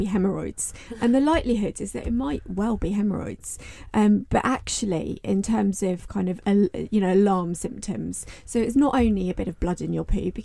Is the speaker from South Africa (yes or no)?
no; United Kingdom; us as a British reserve